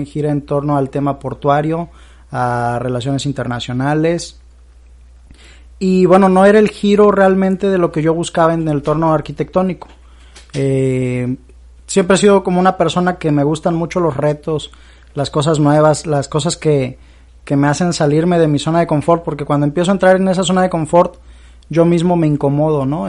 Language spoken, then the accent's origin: Spanish; Veracruz, Mexico; moved away as an adult; now in Monterrey, Mexico; soy originario de Veracruz, eh, viví 18 años de mi vida allá, allá vive toda mi familia.